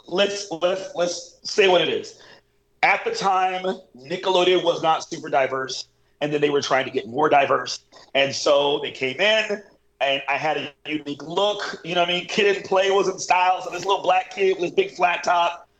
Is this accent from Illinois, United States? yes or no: no; Orlando, Florida, United States; I grew up in Orlando